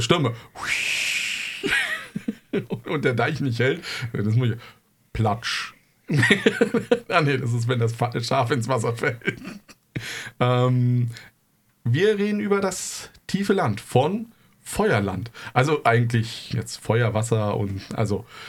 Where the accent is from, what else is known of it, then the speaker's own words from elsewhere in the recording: East Germany, Germany; ich komme aus dem Osten